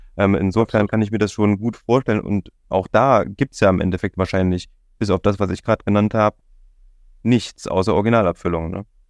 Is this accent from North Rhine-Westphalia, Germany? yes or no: no; Jena, Thuringia, Germany; now in Leipzig, Germany; ich kenne es aus meiner Heimat, ich komme ursprünglich aus Jena